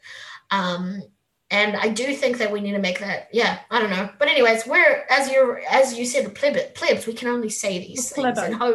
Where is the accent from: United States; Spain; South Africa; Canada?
South Africa; moved away; I'm South African.